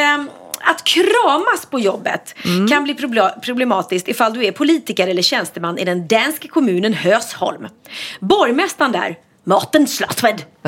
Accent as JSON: {"language": "Swedish", "country": "Sweden", "said": "vi är ganska många svenskar"}